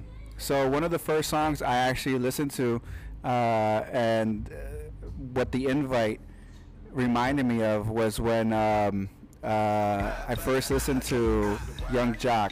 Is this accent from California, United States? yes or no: no; New York, United States; I'm born and raised from the Bronx, Latino, Mexican, represent.